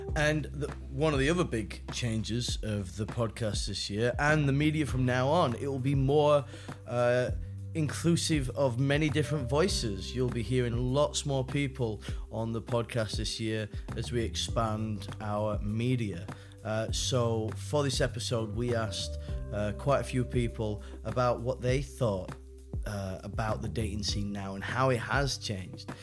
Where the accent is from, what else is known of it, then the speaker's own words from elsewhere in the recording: United States; now in China; I am also from the United States